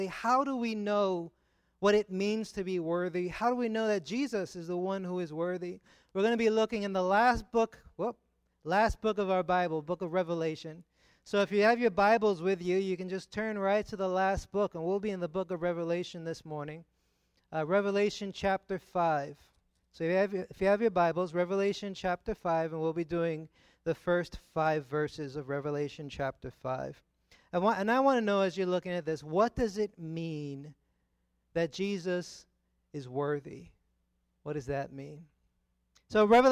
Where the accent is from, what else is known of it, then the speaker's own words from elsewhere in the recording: New York, United States; moved away as an adult; now in San Diego, United States; I grew up in New York. I've been in New York 33 years of my life before moving to San Diego